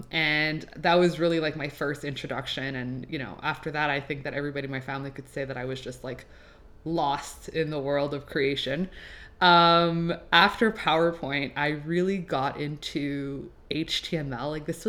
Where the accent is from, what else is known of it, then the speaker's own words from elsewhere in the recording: Laval, Quebec, Canada; first language French; English is a second language; now in Montreal, Canada; I was born and raised in Laval. But I do live in Montreal now. And yeah, I am half French Canadian, one quarter Swiss, and one quarter Romanian. Most people will not believe this, but French is my first languag